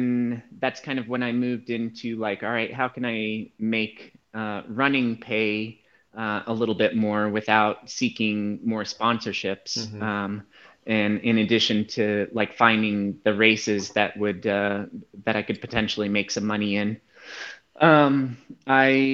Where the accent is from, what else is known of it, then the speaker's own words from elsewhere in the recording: Aspen, Colorado, United States; I grew up in Aspen, Colorado, which is a service-oriented community.